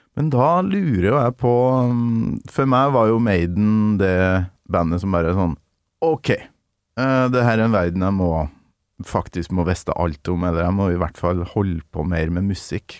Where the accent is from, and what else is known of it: Trøndelag, Norway; born or raised there; moved away